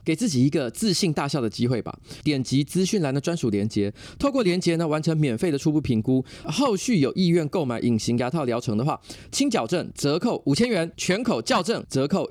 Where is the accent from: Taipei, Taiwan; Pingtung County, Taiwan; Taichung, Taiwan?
Taipei, Taiwan; 你来民生社区，我们这边，我家这边录音嘛嗯，我从小就住在这一带